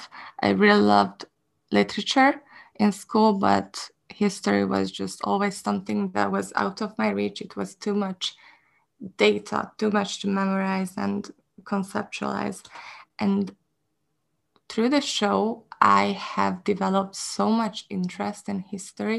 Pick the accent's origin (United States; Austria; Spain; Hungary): Hungary; English is a second language; I am from Hungary.